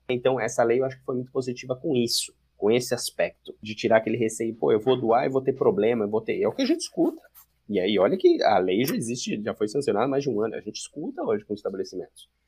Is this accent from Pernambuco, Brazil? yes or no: no; Campinas, São Paulo, Brazil; eu sou de Campinas